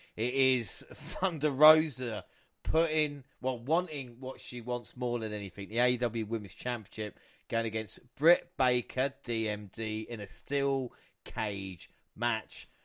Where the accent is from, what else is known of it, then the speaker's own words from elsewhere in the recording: England, United Kingdom; we're English or British as it was